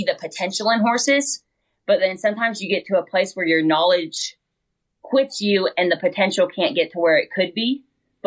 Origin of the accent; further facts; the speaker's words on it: Western Oregon, United States; I grew up in Western Oregon, not very cowboy oriented